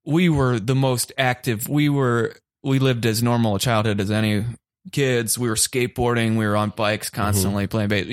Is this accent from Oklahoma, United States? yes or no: no; Ohio, United States; I grew up in Ohio, and when I was in second grade